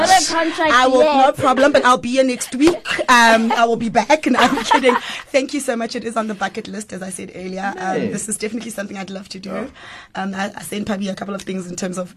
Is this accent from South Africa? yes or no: yes; Kempton Park, Gauteng, South Africa; born and bred in Jersey, Kempton Park, born and bred.